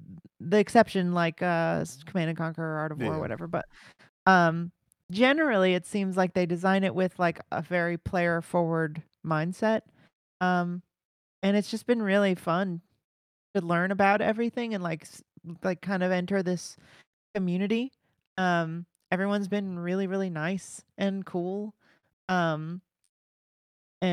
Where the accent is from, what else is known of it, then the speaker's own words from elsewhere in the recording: Los Angeles, California, United States; now in New York City, United States; Los Angeles.